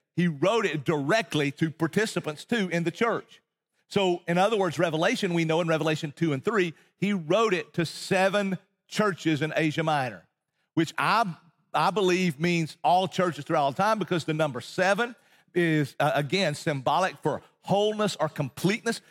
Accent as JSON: {"language": "English", "region": "Appalachian Mountains in East Tennessee", "country": "United States", "tie": "born or raised there", "also_born_or_lived": "Texas", "moved": "as an adult", "said": "I grew up in Appalachian Mountains in East Tennessee"}